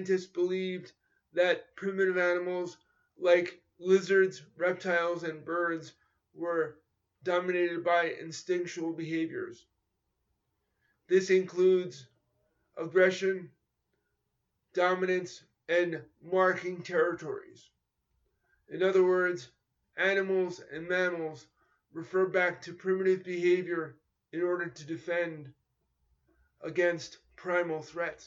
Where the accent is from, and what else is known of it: New York, United States; born or raised there